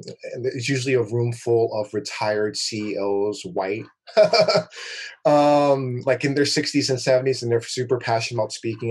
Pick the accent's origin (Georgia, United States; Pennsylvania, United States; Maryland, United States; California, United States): California, United States; Oakland; I grew up in Oakland